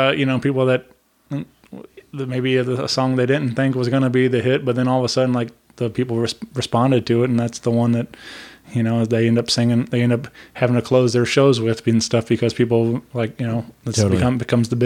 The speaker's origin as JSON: {"language": "English", "town": "Wentzville", "region": "Missouri", "country": "United States", "tie": "born or raised there", "said": "I grew up in Wentzville, Missouri"}